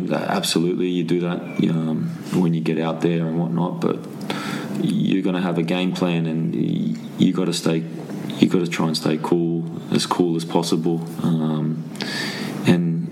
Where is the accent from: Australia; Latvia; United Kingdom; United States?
Australia; Sydney, New South Wales; moved away as an adult; Sydney, my hometown.